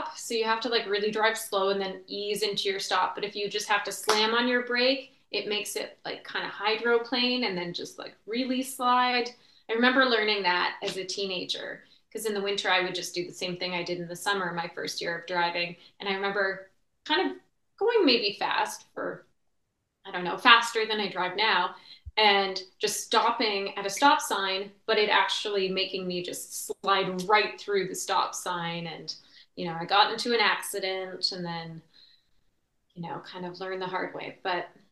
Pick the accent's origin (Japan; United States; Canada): Canada; born or raised there; also born or lived in Ottawa, Ontario